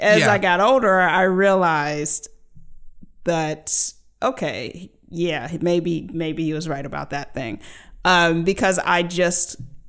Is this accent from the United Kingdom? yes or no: no; Germany; born there; also born or lived in United States; my dad was in the military, so I lived all over the world. I was born in Germany